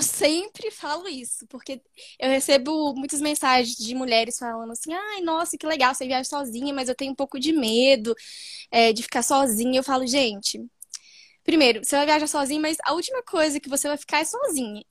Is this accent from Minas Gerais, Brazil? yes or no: yes; Belo Horizonte, Minas Gerais, Brazil; sou de Belo Horizonte